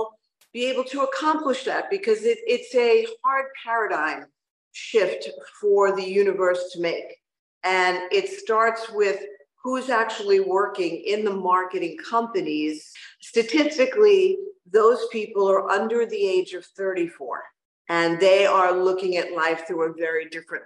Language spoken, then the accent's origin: English; New York, United States; now in Miami, United States; As a New Yorker